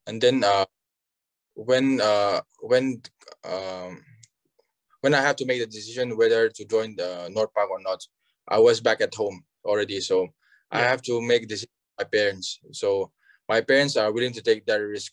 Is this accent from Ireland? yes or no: no; Aizawl, Mizoram, India; I'm from uh, Aizawl, Mizoram